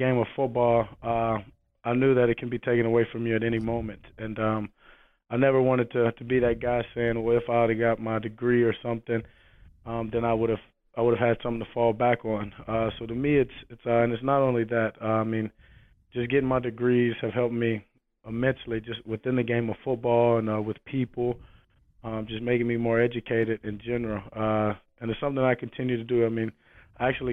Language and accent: English; Shreveport, Louisiana, United States; Growing up in Shreveport, Louisiana, Dallas is 3 hours